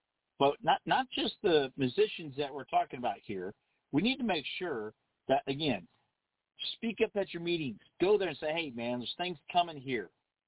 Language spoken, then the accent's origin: English; United States; We're not British. We don't talk with a clenched jaw so you can enunciate every damn continent and then still try to shirt instead of military. It's military. No, we're Americans.